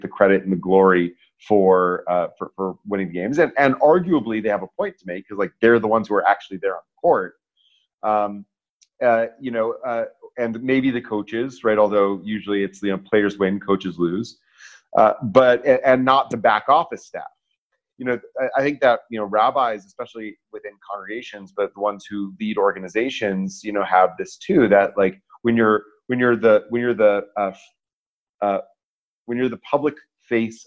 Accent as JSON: {"language": "English", "town": "Atlanta", "region": "Georgia", "country": "United States", "tie": "born or raised there", "said": "I grew up in Atlanta"}